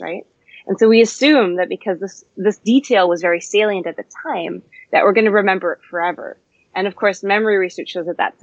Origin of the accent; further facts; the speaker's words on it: Canada; now in London, United Kingdom; I'm actually a Canadian and I'm based in London